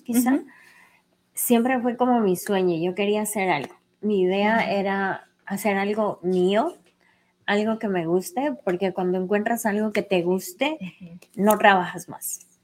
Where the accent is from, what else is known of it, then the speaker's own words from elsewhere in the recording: Cuenca, Azuay, Ecuador; now in New York, United States; soy ecuatoriana, vengo de Cuenca, de un lugar que se llama Sinincay